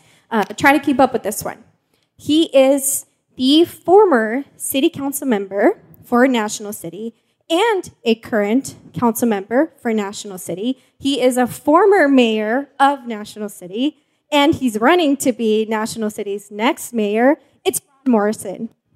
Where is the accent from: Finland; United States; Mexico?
Mexico; born there; first language Spanish; English is a second language; moved away; You know, I was born in Mexico, so my first language is Spanish, but my mom moved away, so now I don't really speak Spanish, so when I do, it feels really weird.